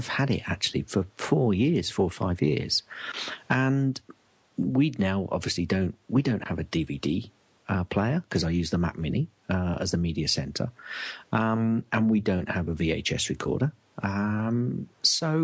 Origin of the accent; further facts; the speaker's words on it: England, United Kingdom; as an Englishman